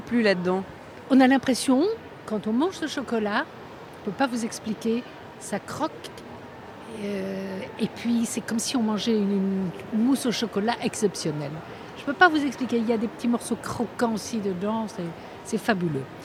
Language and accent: French; France; je suis française